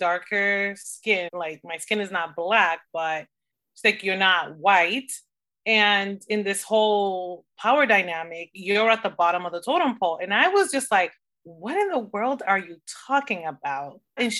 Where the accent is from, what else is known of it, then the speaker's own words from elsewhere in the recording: Dominican Republic; So as you know, I'm originally from the Dominican Republic and I almost went for the Dominican Republic